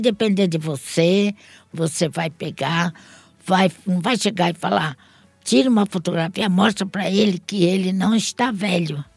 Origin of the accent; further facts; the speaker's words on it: Santos, São Paulo, Brazil; also born or lived in Portugal; sempre fui radicada aqui Entendi. em Santos. Sempre morei em Santos